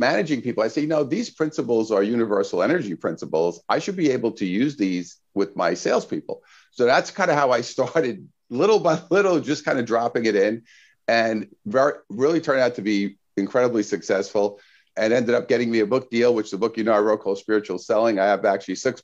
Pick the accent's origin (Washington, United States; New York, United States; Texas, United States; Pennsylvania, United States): New York, United States; New York City; moved away as an adult; now in Southern California, United States; I'm from Brooklyn originally as a kid, grew up there